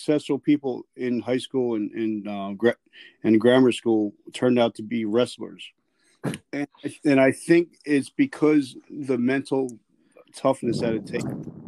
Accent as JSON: {"language": "English", "region": "South Carolina", "country": "United States", "also_born_or_lived": "Georgia", "moved": "yes", "said": "I'm originally from South Carolina"}